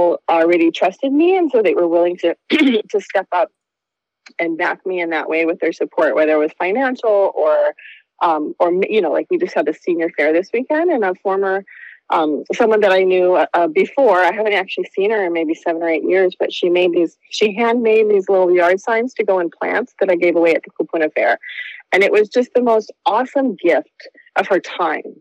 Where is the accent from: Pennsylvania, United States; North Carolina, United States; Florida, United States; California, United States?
California, United States; Dana Point; moved away as an adult; also born or lived in New York; now in Maui, United States; I grew up in Dana Point